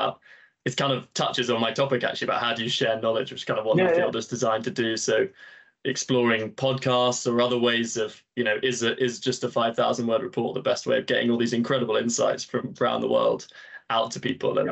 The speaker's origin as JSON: {"language": "English", "region": "Yorkshire and the Humber", "country": "United Kingdom", "tie": "born or raised there", "said": "I grew up in Yorkshire on a small farm"}